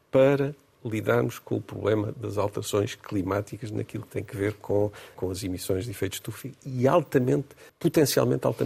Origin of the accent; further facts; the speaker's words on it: Portugal; continua a ser a transportadora que eu privilegio, porque sou português